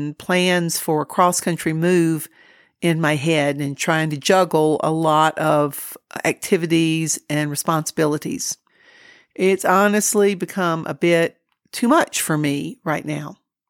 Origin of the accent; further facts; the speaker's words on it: Georgia, United States; moved away as an adult; now in New Mexico, United States; I came to New Mexico from Georgia over 20 years ago and raised my children here. New Mexico feels like home, but most of my family is back in the Southeast, so that's why I'm Georgia bound.